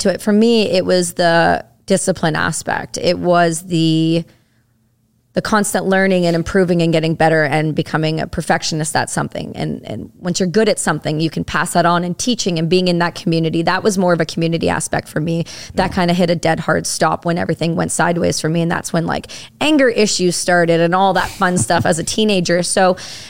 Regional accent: Campbellford, Ontario, Canada; I'm from Ontario. I'm not far outside. I'm from a small town called Campbellford

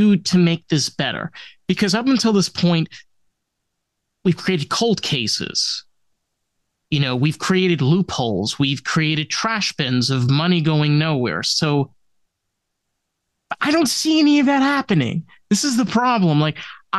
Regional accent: New York, United States; now in Florida, United States; I grew up in New York

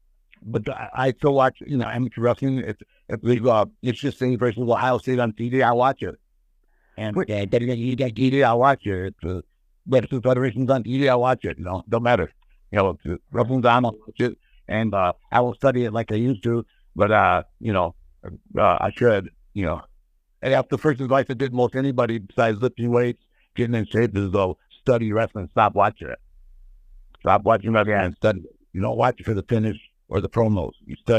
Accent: India; So we would say I was from India and I was a cowboy, Elephant Boy.

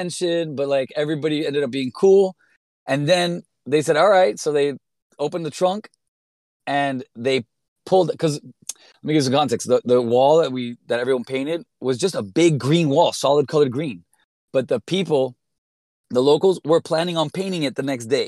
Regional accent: Miami, Florida, United States; moved away as an adult; also born or lived in Brooklyn; now in New York, United States; I grew up in Miami. I grew up as a graffiti writer since I was like 13 years old. I was just incredibly embedded in this culture here until I left at 18

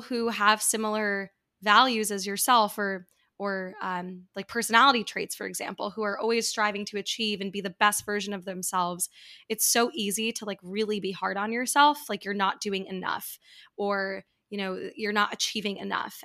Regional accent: New York, United States; I grew up in New York

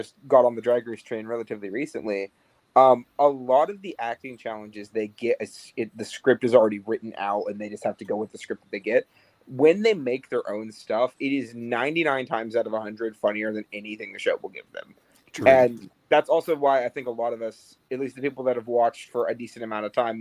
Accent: Tennessee, United States; I'm from Tennessee.

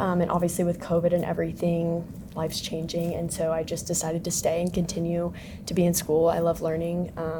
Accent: Kansas City, Missouri, United States; I grew up in Kansas City, I've moved around a lot, but Kansas City was my main home growing up

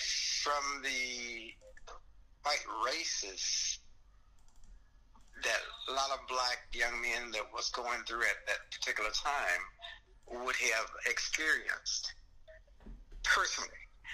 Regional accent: Alabama, United States; moved away as an adult; also born or lived in Chicago, Illinois / Sycamore, Illinois; now in Aurora, United States; I wasn't born in Aurora. I was born in Alabama.

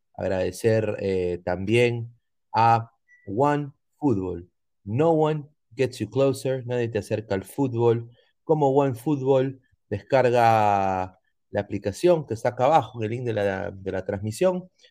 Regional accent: Peru; como peruano

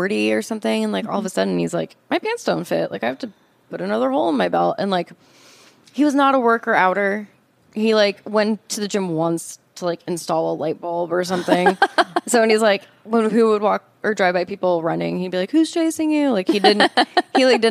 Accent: South Orange County, California, United States; I grew up in South Orange County

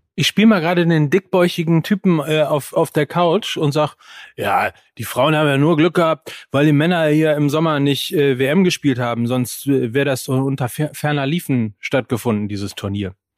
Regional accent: North Rhine-Westphalia, Germany; ich bin ja aus Westfale

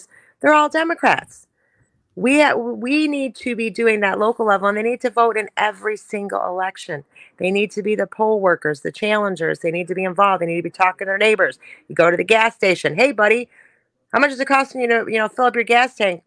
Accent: Detroit, Michigan, United States; I grew up in Southwest Detroit

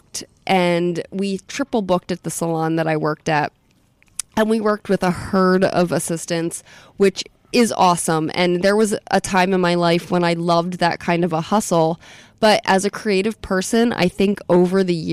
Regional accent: Atlantic City, New Jersey, United States; also born or lived in Philadelphia / Munich; now in Florida, United States; I'm from Atlantic City. I grew up in Atlantic City.

